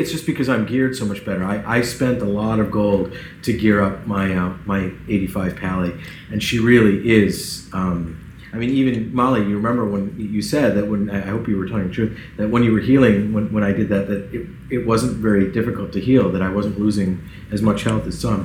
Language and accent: English; Central New York, United States; I'm from Central New York